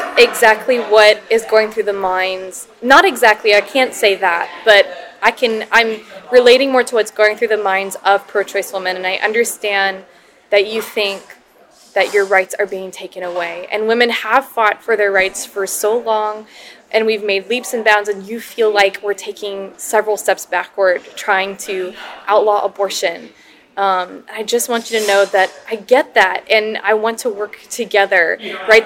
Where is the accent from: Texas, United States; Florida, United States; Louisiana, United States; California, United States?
Louisiana, United States; Here in Louisiana